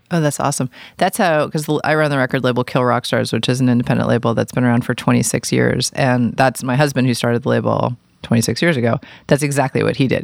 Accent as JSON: {"language": "English", "town": "New York City", "region": "New York", "country": "United States", "tie": "born or raised there", "moved": "yes", "said": "I grew up in New York City"}